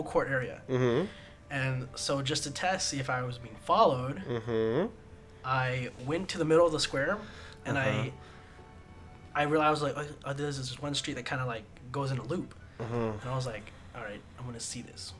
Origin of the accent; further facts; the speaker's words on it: United States; I'm not Italian, I'm American